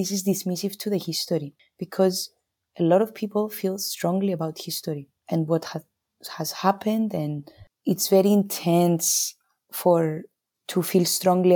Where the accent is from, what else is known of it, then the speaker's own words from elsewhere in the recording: Cyprus; also born or lived in United States / London; I'm from Cyprus. It's an island near Greece. We speak Greek.